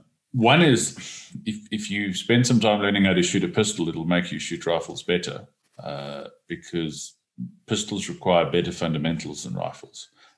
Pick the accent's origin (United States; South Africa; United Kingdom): South Africa; I don't need to learn how to shoot a pistol because I'm a South African man.